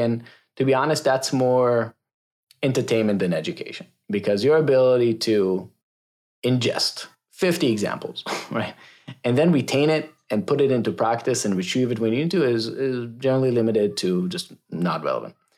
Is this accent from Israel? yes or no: yes; Israel; moved away as an adult; now in United States; I am originally from Israel, so I moved to the States twelve years ago. So born and raised in Israel